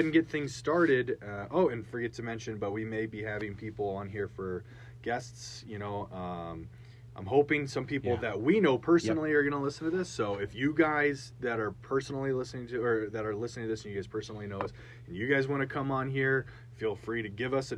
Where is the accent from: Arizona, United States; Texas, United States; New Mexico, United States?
Arizona, United States; we're both actually from Arizona